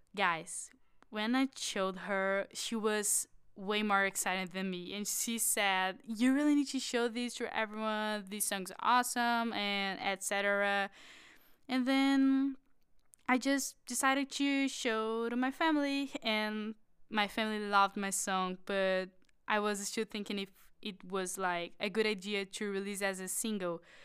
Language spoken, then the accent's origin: English; Florianópolis, Santa Catarina, Brazil; I'm from Florianópolis, which is an amazing island.